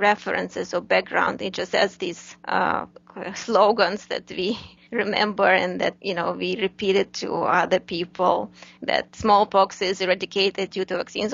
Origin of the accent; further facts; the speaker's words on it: Ukraine; moved away as an adult; now in United States; I'm originally from Ukraine, Eastern European country